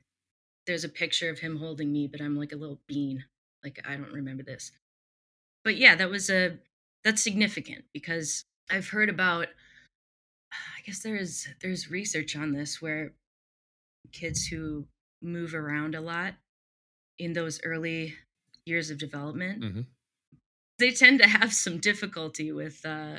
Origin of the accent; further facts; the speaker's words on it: Midwest, United States; also born or lived in Texas / Alaska; now in Milwaukee, United States; I am from the Midwest, currently live in Milwaukee.